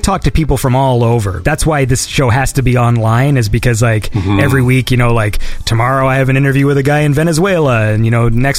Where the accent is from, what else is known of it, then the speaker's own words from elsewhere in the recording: Canada; I'm a Canadian